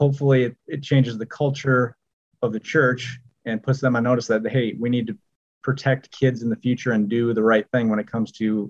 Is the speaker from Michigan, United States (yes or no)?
no; Rockford, Illinois, United States; also born or lived in Springfield; And I grew up in Rockford, have lived here my whole life, except for when I was at school and a few years down in Springfield with Fred's office.